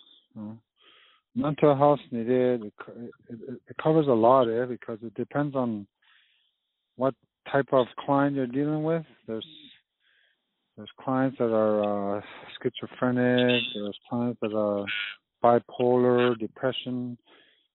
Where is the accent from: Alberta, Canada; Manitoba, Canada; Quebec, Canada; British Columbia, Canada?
Manitoba, Canada; Lac Brochet; I'm from Lac Rocher, Manitoba.